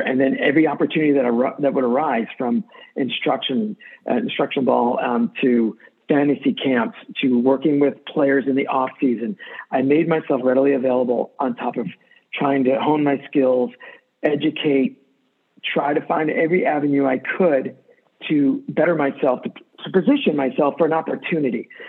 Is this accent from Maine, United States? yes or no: yes; Maine, United States; also born or lived in New York; I grew up in Maine, moved to Maine when I was eight years old from New York.